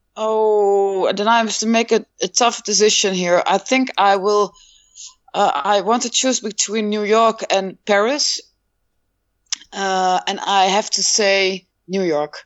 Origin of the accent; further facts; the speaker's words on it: Rotterdam, South Holland, Netherlands; now in Groenlo, Netherlands; I was born in Rotterdam, in Rotterdam, and I live in Groenlo, and that's a small town in the east of the Netherlands.